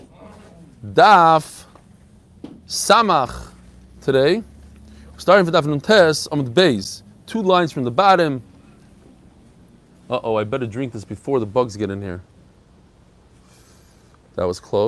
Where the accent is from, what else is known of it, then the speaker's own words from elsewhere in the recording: New York City, New York, United States; also born or lived in Far Rockaway / Borough Park; I grew up just a few blocks away from here in Ir HaKodesh, Kensington